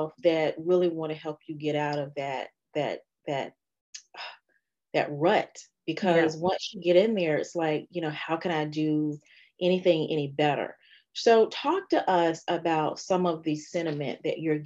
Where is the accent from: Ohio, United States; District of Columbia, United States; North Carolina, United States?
North Carolina, United States; Fayetteville; now in Richmond, United States; I am a North Carolina girl and Raleigh is right up the road from where I'm actually from, which is Fayetteville, North Carolina